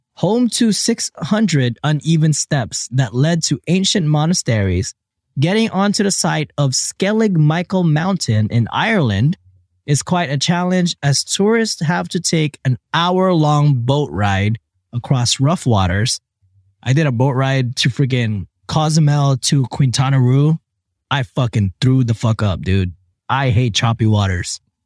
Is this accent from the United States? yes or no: no; Philippines; I was born in the Philippines